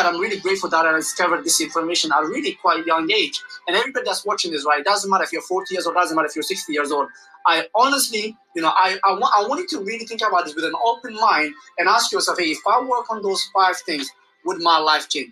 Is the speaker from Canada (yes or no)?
no; Somalia; I'm from Somalia.